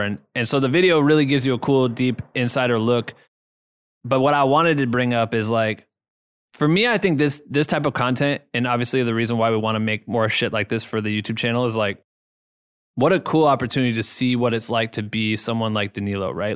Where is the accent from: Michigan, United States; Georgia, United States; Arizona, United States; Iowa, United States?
Iowa, United States; an hour from Iowa City, United States; Iowa City, which is, like, an hour from my hometown